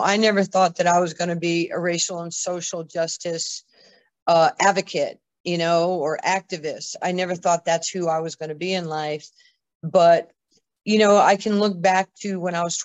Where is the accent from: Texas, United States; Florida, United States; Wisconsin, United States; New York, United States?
New York, United States; a young little white Jewish girl growing up in New York